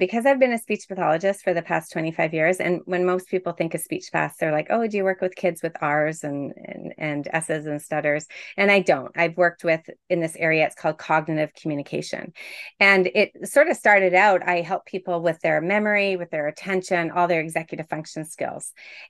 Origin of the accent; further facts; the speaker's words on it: Toronto, Ontario, Canada; I am a coach, obviously, and I'm from Toronto, Ontario, Canada.